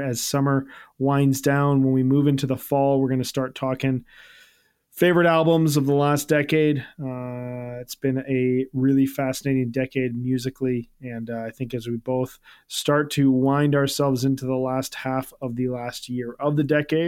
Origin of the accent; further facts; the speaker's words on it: Midwest, United States; accent: Midwestern; my Midwestern accent